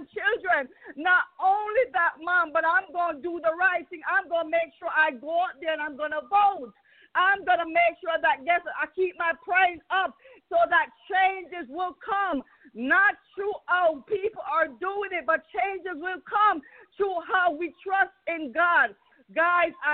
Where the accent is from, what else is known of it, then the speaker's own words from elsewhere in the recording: Jamaica; now in Atlanta, United States; I am from Jamaica